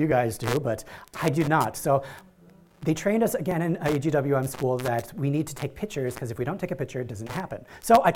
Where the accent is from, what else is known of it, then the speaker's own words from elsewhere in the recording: Iron Range, northern Minnesota, United States; moved away as an adult; now in Cambodia; I grew up in northern Minnesota on the Iron Range.